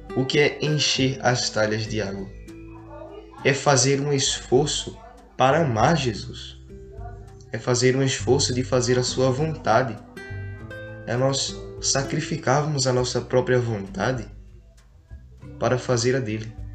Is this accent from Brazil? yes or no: yes; Brazil